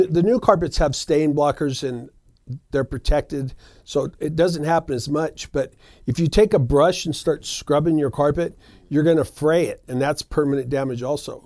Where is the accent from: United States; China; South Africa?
United States; Reno, Nevada; we've been in the business for over twenty years in Reno. I'm a local, born and raised right here. So this is my hometown